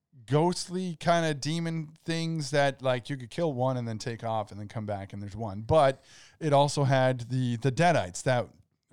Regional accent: Canada; I call it Zed because I'm Canadian.

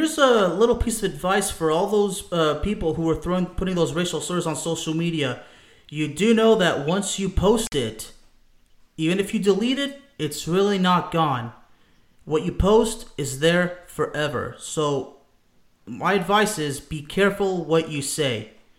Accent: France; born there; I was born in France to immigrants.

